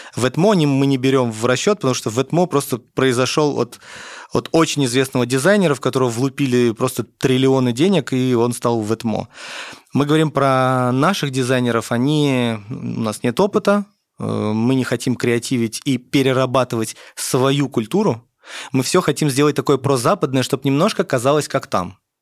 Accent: Tashkent, Uzbekistan; я родился в Узбекистане, в Ташкенте

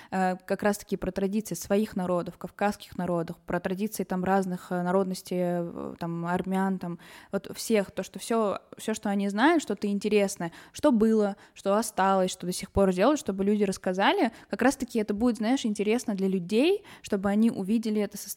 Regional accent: Yerevan, Armenia; я из Еревана

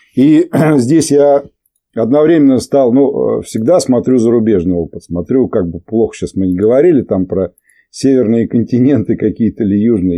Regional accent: Volzhsky, Volgograd Oblast, Russia; мы из Волжского, и корни мои отсюда из Подволжского

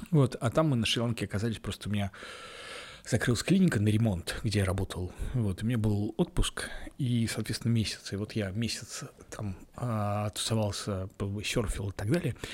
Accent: Ulyanovsk, Ulyanovsk Oblast, Russia; Мне тоже было странновато, потому что я приехал из Ульяновска, а там, ну, то есть там...

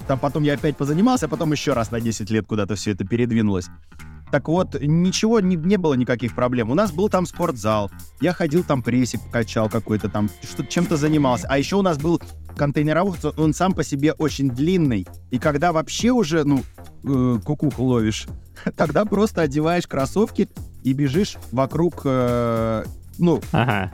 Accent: Saint Petersburg, Russia; also born or lived in Tallinn, Estonia; now in Moscow, Russia; я сам родился в Ленинграде

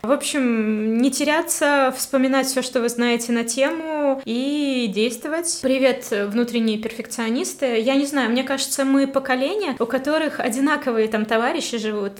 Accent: Vitebsk, Vitebsk Region, Belarus; also born or lived in Kharkiv, Ukraine; когда я приехала парикмахером э, уже из Харькова обратно в Витебск

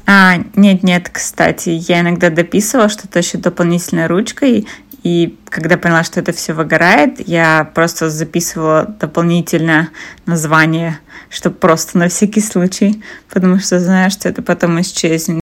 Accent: Kazakhstan; я из Казахстана

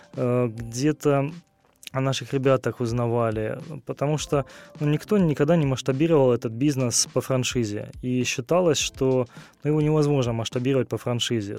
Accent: Rostov-on-Don, Rostov Oblast, Russia; я родился в Ростове-на-Дону, здесь же проживаю основную часть времени

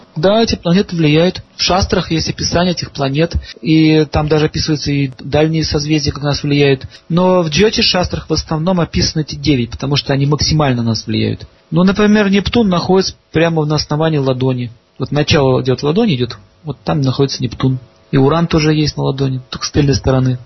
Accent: Saint Petersburg, Russia; я сам из Ленинграда

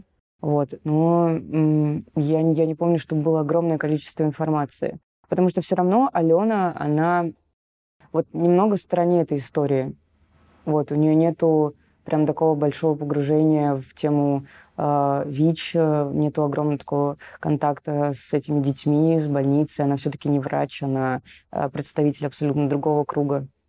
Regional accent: Saint Petersburg, Russia; мы же все из Питера

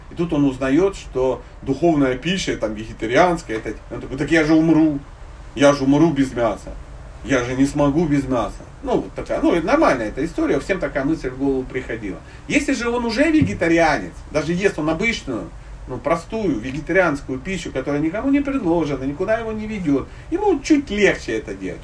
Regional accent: Dnipro, Dnipropetrovsk Oblast, Ukraine; Я родом из Днепропетровска

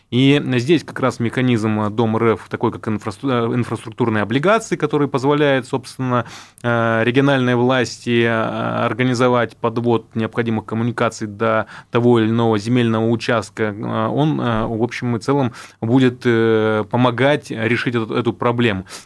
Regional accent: Irkutsk Oblast, Russia; ну, я сам из субъекта, я из Иркутской области.

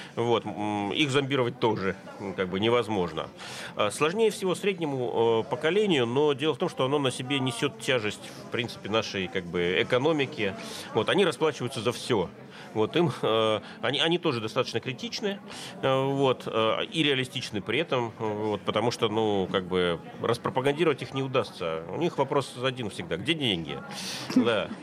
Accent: Russia

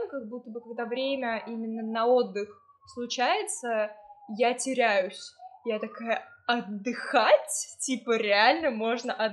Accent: Tomsk, Tomsk Oblast, Russia; born there; ну я родилась в Томске, у меня там большинство родственников

